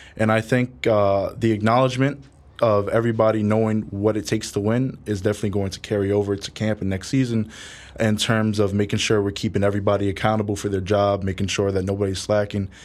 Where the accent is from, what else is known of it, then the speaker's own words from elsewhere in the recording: New York City, New York, United States; also born or lived in Bronx, New York; I was born and raised in Harlem